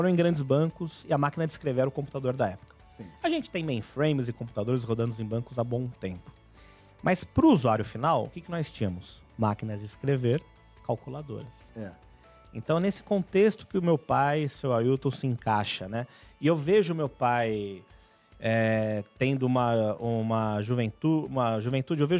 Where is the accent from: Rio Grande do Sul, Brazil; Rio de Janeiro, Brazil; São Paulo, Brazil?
São Paulo, Brazil; É, então eu sou de São Paulo, perto do bairro, perto da igreja de São Judas.